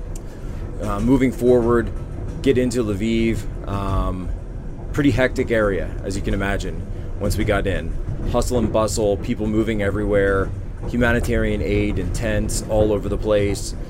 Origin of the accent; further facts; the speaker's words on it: United States; as an American